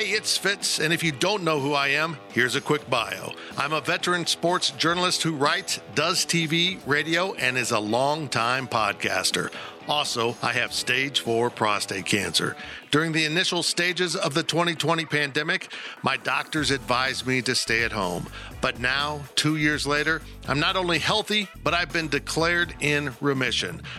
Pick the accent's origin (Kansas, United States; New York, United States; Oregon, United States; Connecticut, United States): Kansas, United States; Salina; my hometown of Salina, Kansas